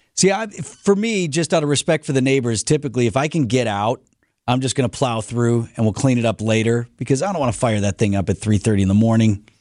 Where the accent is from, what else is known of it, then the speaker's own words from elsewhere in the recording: Wauwatosa, Wisconsin, United States; I grew up in Tosa, and in certain spots of, of Wauwatosa, the homes are right on top of each other